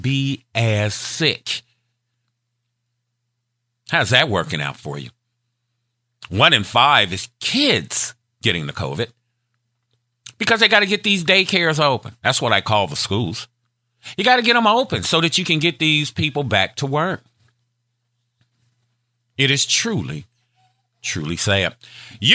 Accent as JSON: {"language": "English", "town": "Gary", "region": "Indiana", "country": "United States", "said": "I'm from Gary, Indiana. Steel mill town"}